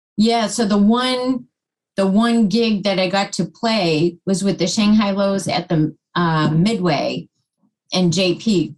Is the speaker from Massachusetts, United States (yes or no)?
yes; Plymouth, Massachusetts, United States; In Plymouth